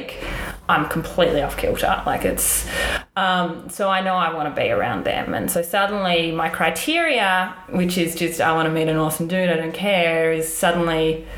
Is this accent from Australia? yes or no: yes; Melbourne, Victoria, Australia; moved away as an adult; now in New York, United States; I'm obviously from Melbourne, Australia